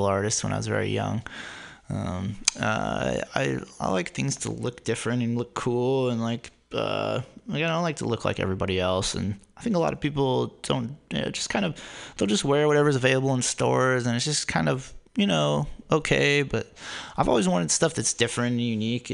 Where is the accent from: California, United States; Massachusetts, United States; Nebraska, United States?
California, United States; Newark; also born or lived in Berkeley, California; I grew up in Silicon Valley in the city of Newark on the southeast side of San Francisco Bay